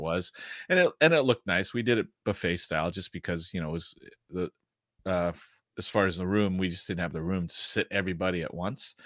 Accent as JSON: {"language": "English", "region": "Midwest", "country": "United States", "tie": "born or raised there", "said": "I grew up in the Midwest"}